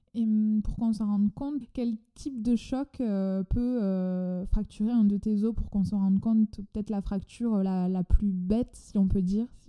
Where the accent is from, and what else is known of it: France; accent: chantant